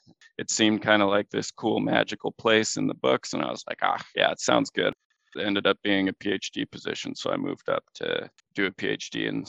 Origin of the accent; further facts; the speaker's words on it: Livingston, Montana, United States; now in Svalbard, Norway; where I grew up in Livingston, Montana. I grew up like 5-minute walk from the Yellowstone River